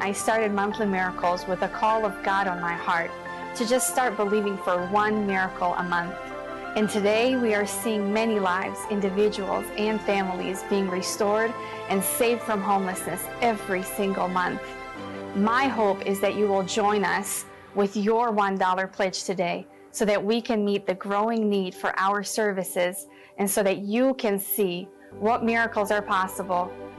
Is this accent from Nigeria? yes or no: no; Croatia; English is a second language; I grew up in Roman Catholic country, Croatia, where church and state is one.